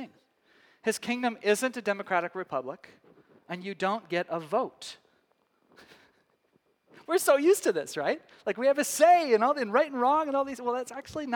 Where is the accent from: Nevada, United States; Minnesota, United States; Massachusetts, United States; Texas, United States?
Texas, United States; moved away as an adult; also born or lived in Scottish descent; now in Northwest, United States; back home to Texas